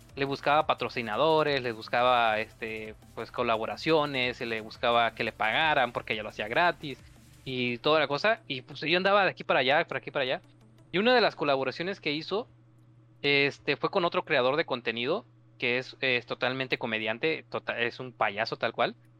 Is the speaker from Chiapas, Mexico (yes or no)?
yes; Chiapas, Mexico; aquí en mi estado, que yo soy de Chiapas